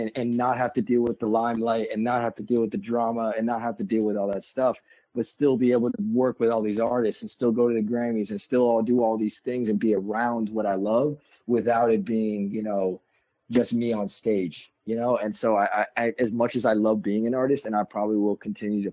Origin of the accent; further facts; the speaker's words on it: New York, United States; I'm from New York.